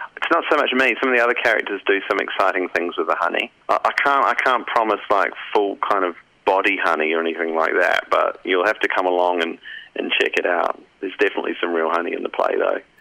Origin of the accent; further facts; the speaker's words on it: New Zealand; now in Australia; I'm from New Zealand originally.